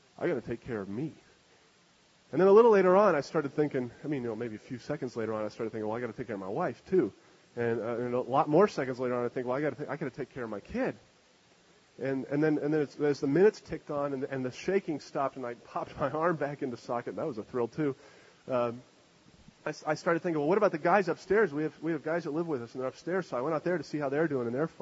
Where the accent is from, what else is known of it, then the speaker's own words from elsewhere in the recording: Canada; moved away; I'm from Canada.